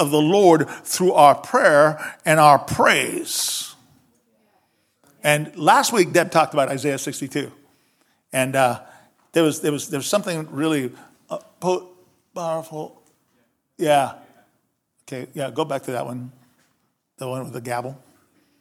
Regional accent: Cuba; moved away; I grew up in Cuba.

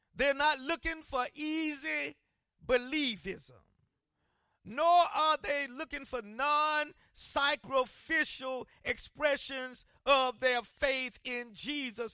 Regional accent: South Carolina, United States; moved away; where I grew up in South Carolina

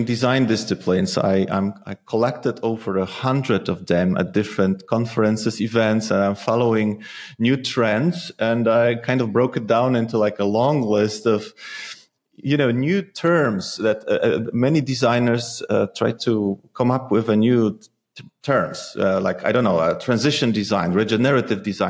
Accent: Poland; also born or lived in The Hague, Netherlands; now in Netherlands; I come from Poland

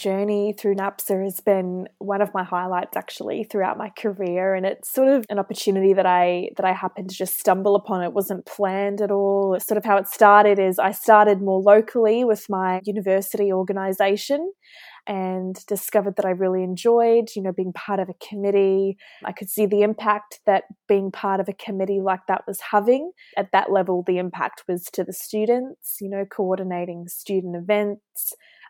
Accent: Auckland, New Zealand; moved away as an adult; also born or lived in Queensland, Australia / Hobart, Tasmania, Australia; now in Melbourne, Australia; So Ali, I actually grew up in Auckland, New Zealand with my mum, dad and younger brother. I did all of my schooling there, primary, secondary, and then I moved to Australia in 2014 to embark on my university journey.

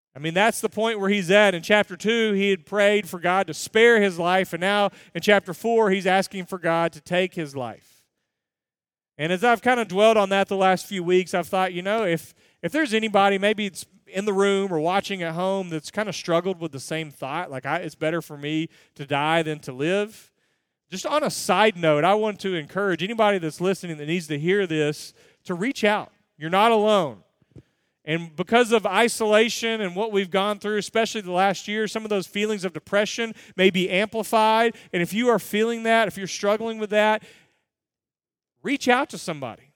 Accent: United States; I'm an American

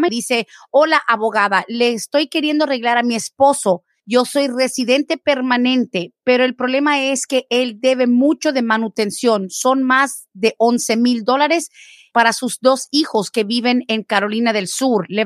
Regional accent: Guatemala; Yo soy de Guatemala, entré indocumentada

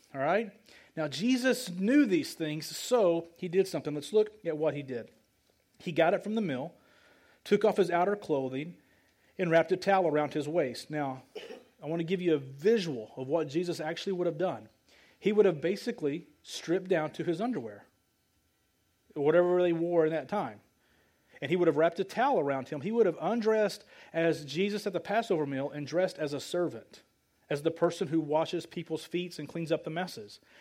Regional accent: Light, Arkansas, United States; I came from Light, Arkansas, population 50 people. I'm a country boy

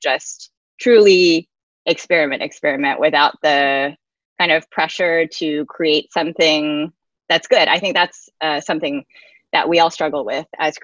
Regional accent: Atlanta, Georgia, United States; moved away; a nonprofit in Atlanta, my hometown

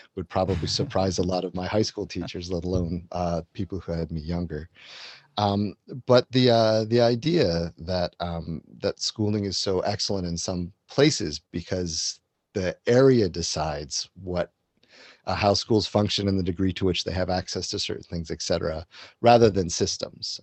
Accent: Washington, District of Columbia, United States; I grew up in and around the Washington, D.C. area. So I was sort of born in that area

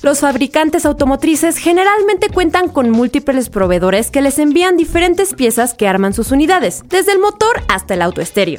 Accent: Mexico

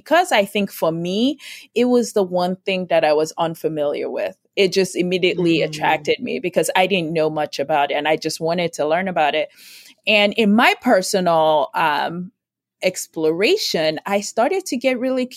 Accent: Nigeria; now in United States; I grew up in Nigeria

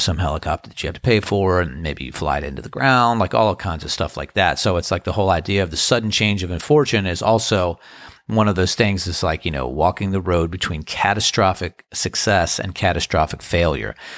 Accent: Crofton, Maryland, United States; now in Outer Banks, North Carolina, United States; growing up in Crofton, Maryland

